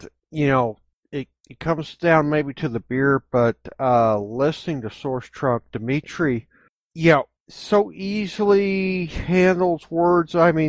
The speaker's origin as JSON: {"language": "English", "region": "Kansas", "country": "United States"}